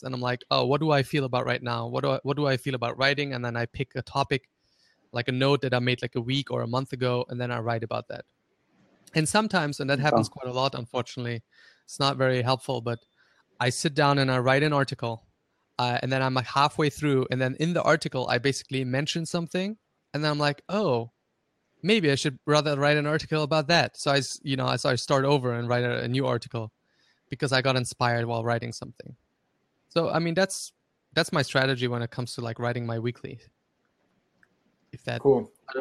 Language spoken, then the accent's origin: English; Graz, Styria, Austria; first language German; English is a second language; I grew up in Austria. He actually grew up like in the same city that I lived in Austria.